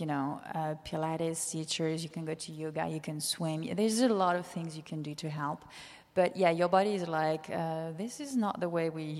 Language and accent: English; Nice, Provence-Alpes-Côte d'Azur, France; moved away as an adult; also born or lived in Netherlands / New York; now in San Francisco, United States; I was born in Nice